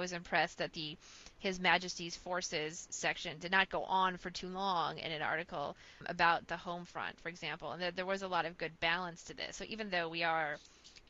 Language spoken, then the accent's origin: English; United States; I'm American